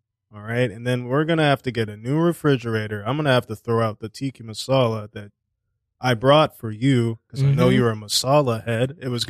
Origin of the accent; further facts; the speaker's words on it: Northampton, Massachusetts, United States; I'm from Northampton, Massachusetts.